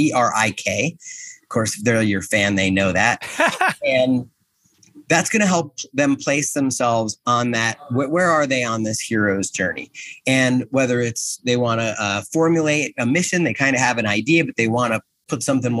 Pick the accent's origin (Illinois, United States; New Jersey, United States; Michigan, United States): New Jersey, United States; I'm from Jersey